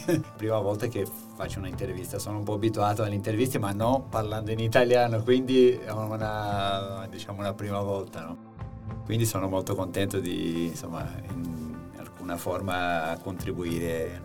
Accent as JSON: {"language": "Italian", "country": "Brazil", "second_language": "Italian", "moved": "as an adult", "lives_now": "Italy", "said": "un, brasiliano"}